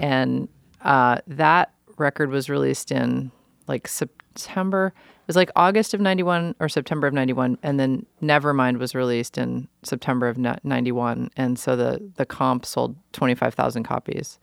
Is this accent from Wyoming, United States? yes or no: no; New York City, New York, United States; moved away as an adult; also born or lived in Olympia, Washington; now in Portland, United States; I grew up in New York. New York is my home